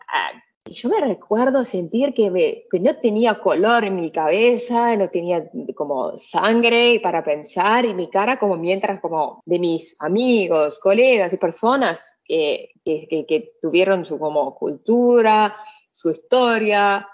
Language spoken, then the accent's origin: Spanish; Saudi Arabia; Spanish is a second language; moved away; also born or lived in Pakistan; yo me viví ahí, 20 años de mi vida, crecí ahí